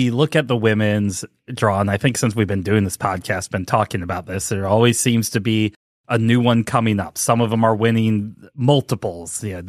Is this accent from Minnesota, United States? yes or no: yes; Minnesota, United States; born there; It's like if I say I'm from Ohio, but I'm really from St. Louis, but I'm really not. I was born in Minnesota, so I guess it doesn't matter.